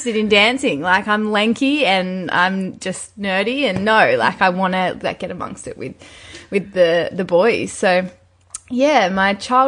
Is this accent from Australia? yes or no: yes; Newcastle, New South Wales, Australia; I'm from Newcastle. Very small beach town. Actually, it's not that small. It's the sixth largest city, but it is quite coastal